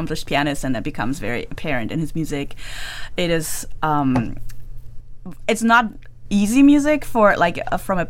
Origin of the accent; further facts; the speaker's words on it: Germany; moved away as an adult; also born or lived in Amsterdam, Netherlands; now in Michigan, United States; I basically grew up in Germany, like, German citizen